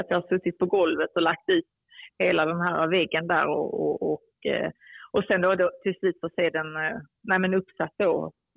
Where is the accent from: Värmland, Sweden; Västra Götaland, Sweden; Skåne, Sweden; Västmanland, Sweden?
Skåne, Sweden; moved away; also born or lived in Cairo, Egypt; är jag uppväxt i, eh, i Skåne